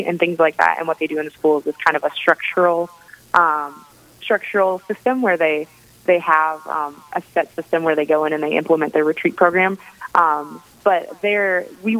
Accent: Dimock, South Dakota, United States; moved away as an adult; now in Aberdeen, United States; I'm originally from Dimmock, South Dakota, so graduated from Parkston High School

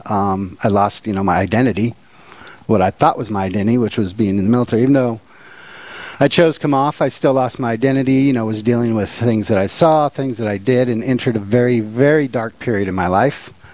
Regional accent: Portland, Oregon, United States; moved away as an adult; also born or lived in Minot, North Dakota; now in Bismarck, United States; I grew up in Portland, Oregon.

